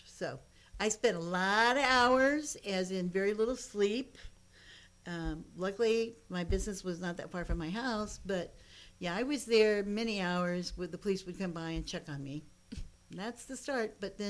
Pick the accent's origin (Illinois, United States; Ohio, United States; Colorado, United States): Ohio, United States; moved away as an adult; I'm from Ohio originally. I'm a Buckeye. Graduated from Ohio State.